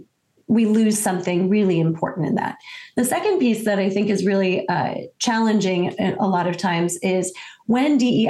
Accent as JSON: {"language": "English", "town": "Detroit", "region": "Michigan", "country": "United States", "tie": "born or raised there", "said": "I am American from, you know, the day I was born, and grew up in Detroit, Michigan"}